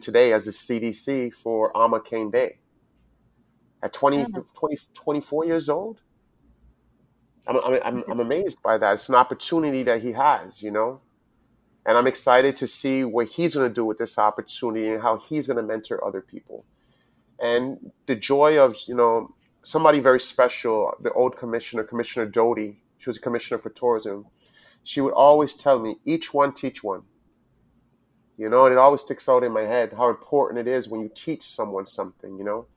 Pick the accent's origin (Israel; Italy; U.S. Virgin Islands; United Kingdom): U.S. Virgin Islands; also born or lived in Charleston; growing up as a Virgin Islander, it's a different aspect as being American, but it's still a part of America.